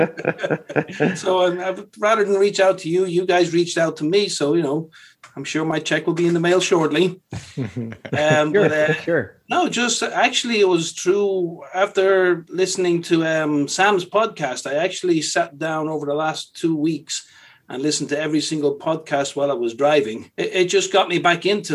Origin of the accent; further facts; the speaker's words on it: Dublin, Leinster, Ireland; moved away as an adult; also born or lived in London; originally I'm from Dublin, Ireland.